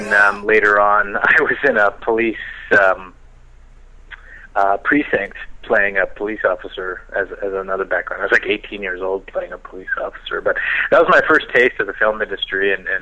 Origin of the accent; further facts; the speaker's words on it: Victoria, British Columbia, Canada; I grew up on Vancouver Island in Victoria.